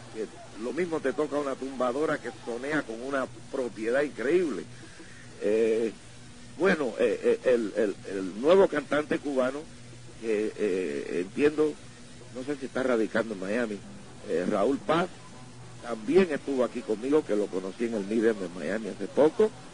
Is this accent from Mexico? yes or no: no; Ponce, Puerto Rico; moved away; also born or lived in New York City, United States; En mi pueblo de Ponce